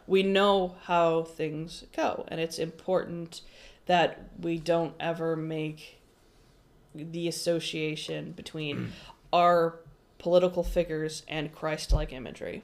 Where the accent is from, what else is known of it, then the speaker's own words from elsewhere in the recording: United States; we as American society